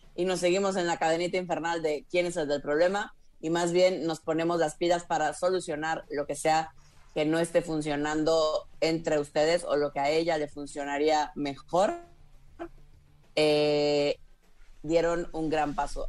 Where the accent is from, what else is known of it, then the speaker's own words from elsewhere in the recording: Tabasco, Mexico; also born or lived in Mérida; now in Mexico City, Mexico; De Tabasco